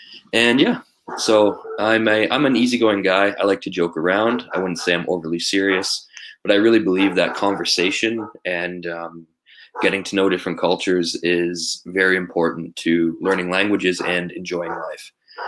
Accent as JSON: {"language": "English", "town": "Toronto", "region": "Ontario", "country": "Canada", "moved": "as an adult", "lives_now": "Vancouver, Canada", "said": "I'm 24 years old. I'm from Toronto, Ontario, Canada. I've lived in Vancouver for 5 years on the West Coast."}